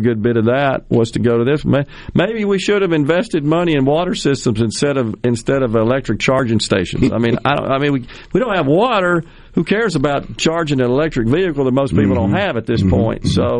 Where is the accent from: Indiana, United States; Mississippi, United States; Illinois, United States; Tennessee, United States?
Mississippi, United States; Jackson; I was a long-time resident, born and raised in Jackson